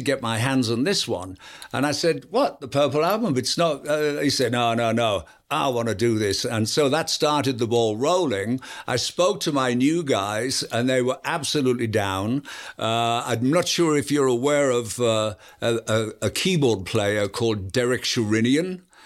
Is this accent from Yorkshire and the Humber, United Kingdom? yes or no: yes; Yorkshire and the Humber, United Kingdom; I'm from Yorkshire